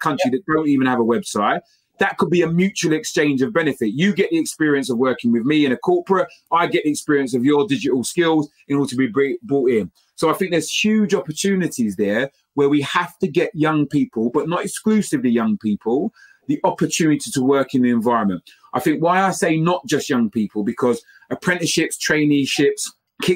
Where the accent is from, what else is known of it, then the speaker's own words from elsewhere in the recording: London, United Kingdom; growing up in East London, in Stratford